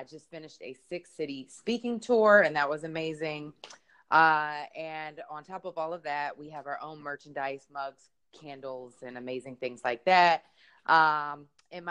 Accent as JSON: {"language": "English", "town": "Philadelphia", "region": "Pennsylvania", "country": "United States", "moved": "yes", "said": "I'm from Philadelphia, Pennsylvania"}